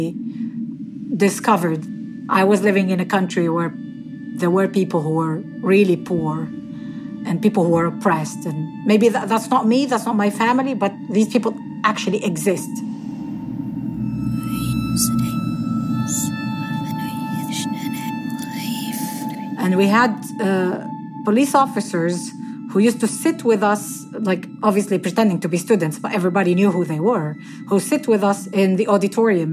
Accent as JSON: {"language": "English", "town": "Tunis", "region": "Tunis Governorate", "country": "Tunisia", "tie": "born or raised there", "said": "I grew up in Tunis, the capital, in this place called Bardo, which is where the parliament is."}